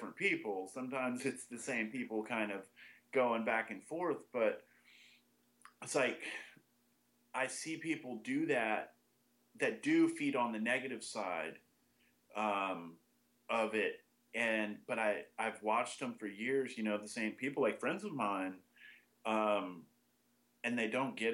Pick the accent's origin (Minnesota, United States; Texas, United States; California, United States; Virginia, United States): Texas, United States; Austin; I pretty much grew up in Austin.